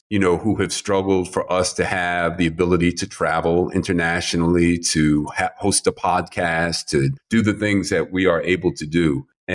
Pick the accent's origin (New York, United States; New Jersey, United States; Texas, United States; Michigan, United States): New York, United States; New York City; I grew up in Manhattan in New York City